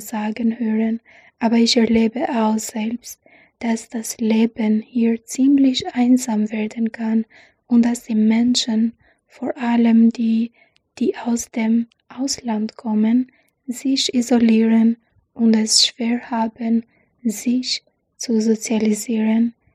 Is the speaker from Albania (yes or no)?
yes; Albania; German is a second language; moved away as an adult; now in Germany; Ich komme aus Albanien, lebe aber seit einem Jahr in Deutschland